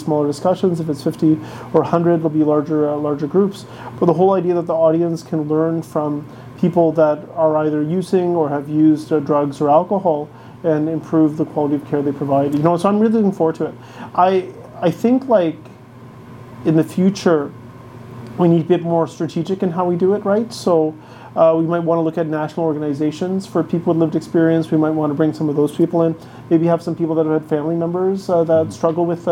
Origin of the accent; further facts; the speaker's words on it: Ottawa, Ontario, Canada; I grew up in Ottawa, so it was the Ottawa Rough Riders